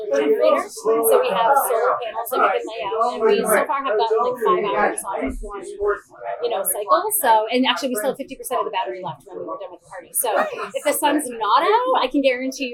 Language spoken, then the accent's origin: English; Maine, United States; moved away; I'm from Maine, and my dad was involved in the traditional market when I was a child